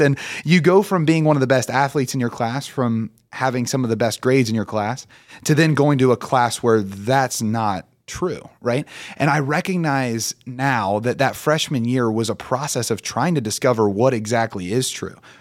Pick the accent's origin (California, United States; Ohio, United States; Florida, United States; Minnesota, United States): Ohio, United States; Portsmouth; born and raised in Portsmouth